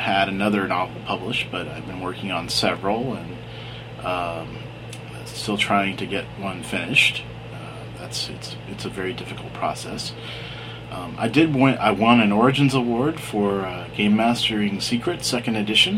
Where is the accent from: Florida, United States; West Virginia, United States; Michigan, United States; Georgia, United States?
Georgia, United States; Atlanta; also born or lived in New York / New Jersey; I was born in Atlanta, Georgia in 1967 and lived here all my life except for a short time from New York and New Jersey